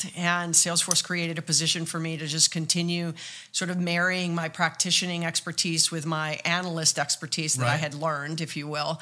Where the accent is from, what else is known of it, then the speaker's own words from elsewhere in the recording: Hawaii, United States; I was born and raised in Hawaii